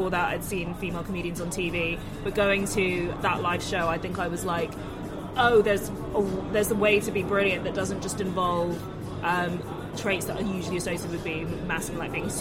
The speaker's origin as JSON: {"language": "English", "region": "London", "country": "United Kingdom", "tie": "born or raised there", "said": "I grew up in London"}